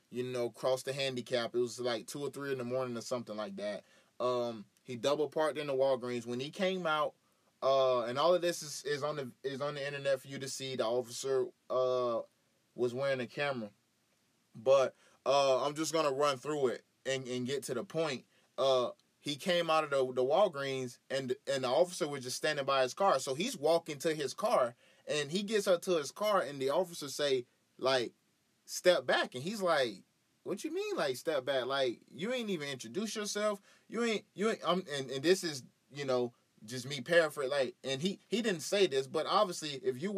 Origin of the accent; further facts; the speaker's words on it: Florida, United States; also born or lived in Tallahassee, Florida / Greenville, Florida; I grew up, born and raised in Florida. Born in Tallahassee, Florida, lived there until my grandmother got sick, you know, and then we moved away, you know, to a small town in Greenville.